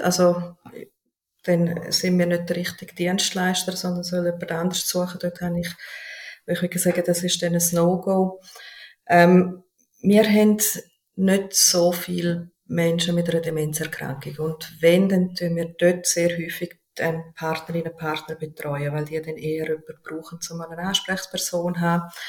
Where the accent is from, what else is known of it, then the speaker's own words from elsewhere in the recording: Switzerland; bei uns in der Schweiz